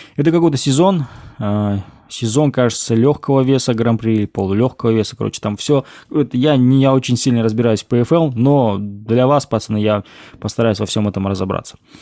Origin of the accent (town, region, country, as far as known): Kazakhstan